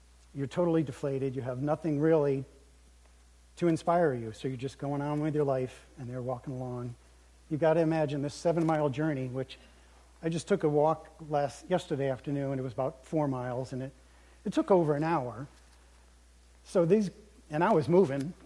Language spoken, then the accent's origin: English; United States; as American Christians